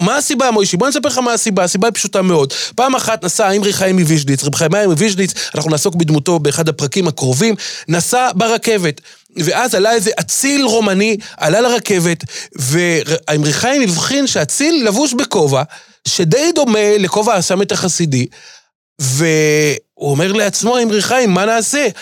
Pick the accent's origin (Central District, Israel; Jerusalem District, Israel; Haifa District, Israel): Jerusalem District, Israel; Jerusalem; אני ירושלמי כמובן, גדלתי בירושלים, שכונת בתי הונגרין